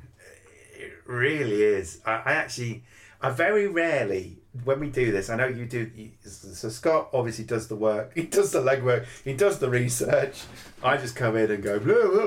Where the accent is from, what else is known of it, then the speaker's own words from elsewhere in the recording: United Kingdom; being British